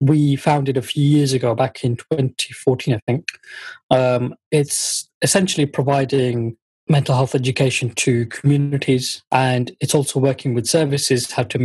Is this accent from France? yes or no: no; Luton, East of England, United Kingdom; first language Bengali; And I born in the UK. We were born in Luton, actually.